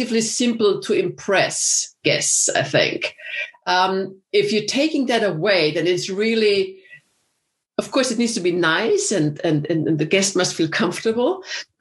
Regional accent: Vienna, Austria; moved away as an adult; also born or lived in Texas / Hawaii / Chicago; I'm from Vienna, Austria originally, but I've lived many years in the States

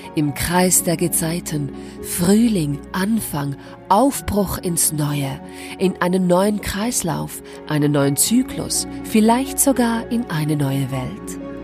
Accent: Switzerland; bei uns in der Schweiz Gelder gesprochen für die Selbstständigen

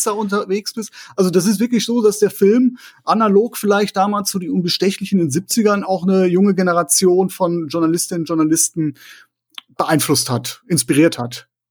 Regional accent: Essen, North Rhine-Westphalia, Germany; meine Heimatstadt Essen

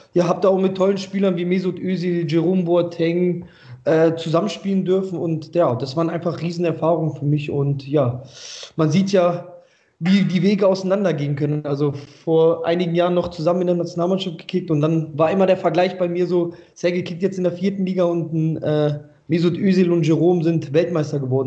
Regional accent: Braunschweig, Lower Saxony, Germany; also born or lived in Kyrgyzstan / Kassel; now in Vechelde, Germany; ich bin ja Braunschweiger Junge

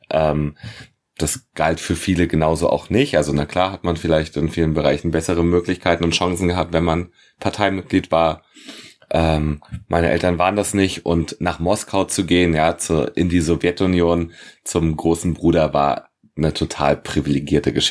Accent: Berlin, Germany; born there; ich bin geboren in Berlin, Hauptstadt der DDR.

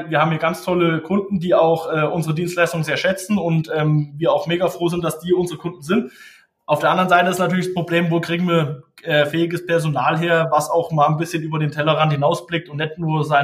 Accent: Tann, Hesse, Germany; ich bin natürlich aus der Rhön, ich komme aus der Rhön, ich bin äh, hier aufgewachsen in der Nähe von Tann.

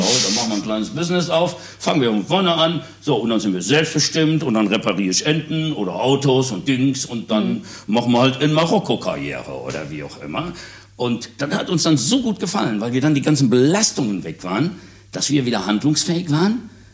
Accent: Münster, North Rhine-Westphalia, Germany; hier bei uns in Münster

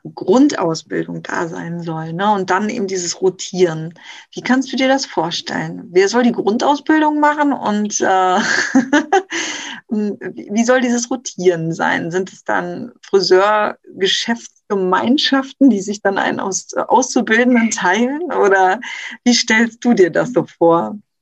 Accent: Rostock, Mecklenburg-Vorpommern, Germany; in Rostock zum Beispiel, wo ich herkomme, gibt es super wenig Ausbildungsbetriebe noch

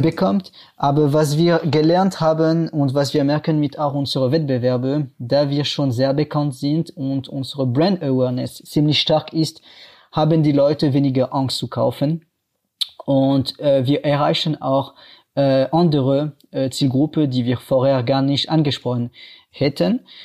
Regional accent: France; German is a second language; moved away as an adult; now in Cologne, Germany; wie ihr äh, hören könnt, ich komme aus Frankreich und ja, ich wohne ungefähr seit acht Jahren in Deutschland

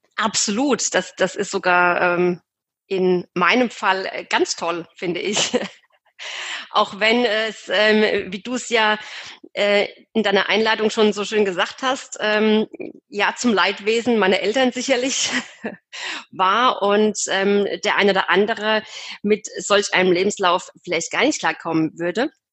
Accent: Aschaffenburg, Bavaria, Germany; ich komme aus dem Raum Aschaffenburg

